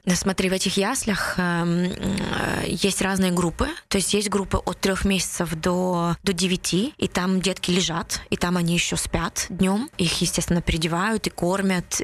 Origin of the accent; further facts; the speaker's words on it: Vinnytsia, Vinnytsia Oblast, Ukraine; now in Netherlands; Я родилась в Виннице, но с 93 -го года живу здесь, в Нидерландах